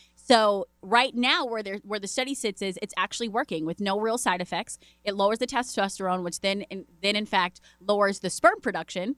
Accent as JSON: {"language": "English", "town": "Cleveland", "region": "Ohio", "country": "United States", "said": "I'm from Cleveland"}